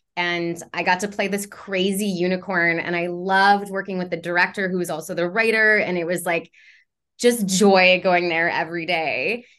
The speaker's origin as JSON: {"language": "English", "town": "Montreal", "region": "Quebec", "country": "Canada", "moved": "yes", "said": "I'm from Montreal"}